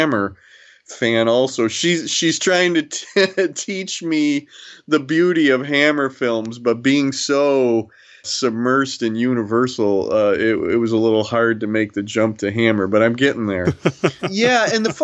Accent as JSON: {"language": "English", "town": "Toledo", "region": "Ohio", "country": "United States", "tie": "born or raised there", "said": "I grew up in Toledo, Ohio"}